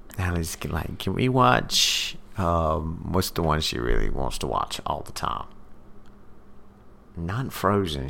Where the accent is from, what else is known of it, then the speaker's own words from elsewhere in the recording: the South, United States; I'm from the country. I'm from the South